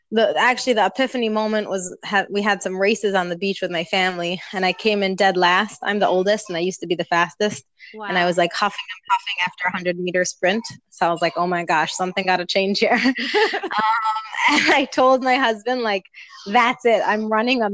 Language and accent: English; New Jersey, United States; moved away as an adult; now in Israel; I grew up in New Jersey, and I went to high school actually in the city. I currently live in Israel